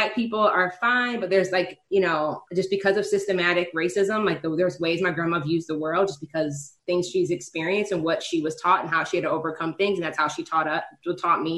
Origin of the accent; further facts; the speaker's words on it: Detroit suburbs, Michigan, United States; I'm like Michigan, I'm from Detroit. But like even Detroit, like the racial dynamic here is like I grew up in the white suburb